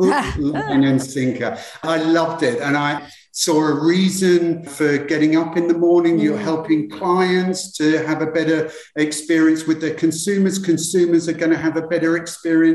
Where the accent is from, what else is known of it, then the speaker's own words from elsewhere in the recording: London, United Kingdom; moved away; I'm from UK originally. I'm from London originally.